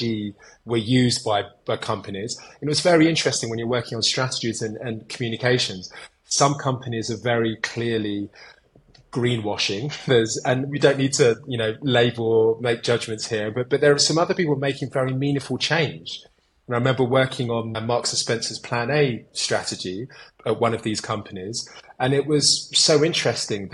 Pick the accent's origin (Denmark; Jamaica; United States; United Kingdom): United Kingdom; Kent, South East England; moved away as an adult; also born or lived in London; now in North India; I grew up in the Kent countryside